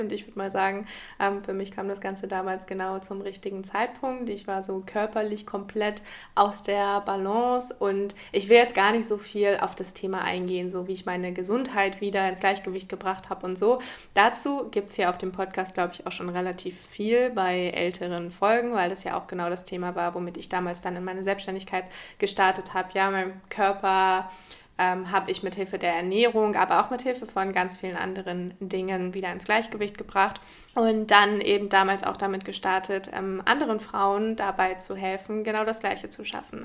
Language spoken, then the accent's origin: German; Germany; moved away as an adult; now in Portugal; habe noch in Deutschland gelebt, in meiner Heimat